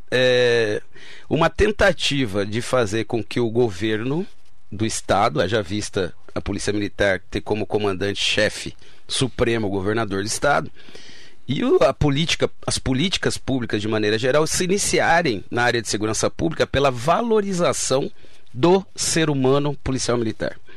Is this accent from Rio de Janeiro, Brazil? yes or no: no; São José do Rio Preto, São Paulo, Brazil; É, eu sou natural né, de São José do Rio Preto.